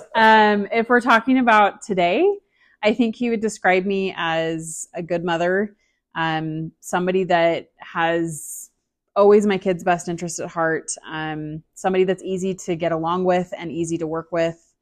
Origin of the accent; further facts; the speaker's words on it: Salt Lake City, Utah, United States; From Salt Lake City, Utah